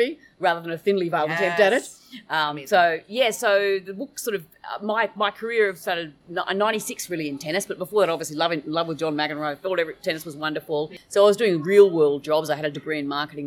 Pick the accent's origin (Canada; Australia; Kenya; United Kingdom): Australia; moved away as an adult; being an Australian, there's a lot more distance. I had to give up living in Australia